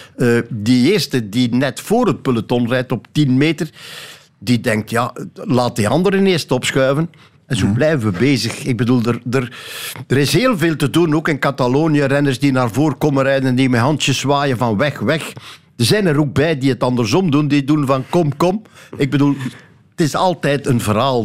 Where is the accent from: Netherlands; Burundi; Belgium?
Belgium; Flanders; bij ons in Vlaanderen